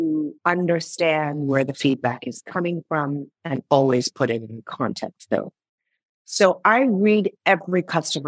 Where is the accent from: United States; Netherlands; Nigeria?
Nigeria; moved away; I'm originally from Nigeria.